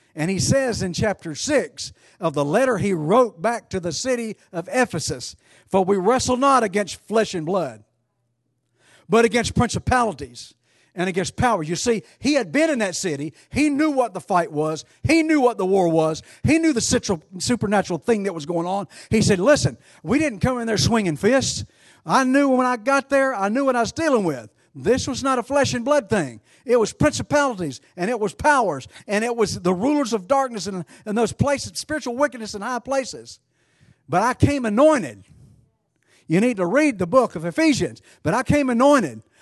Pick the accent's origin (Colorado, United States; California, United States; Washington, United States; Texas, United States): Texas, United States; Alvord; my hometown, Alvord. Population one thousand and five